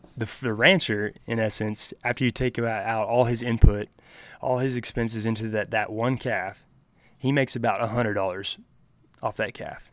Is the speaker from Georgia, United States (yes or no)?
no; Oklahoma, United States; down here in Oklahoma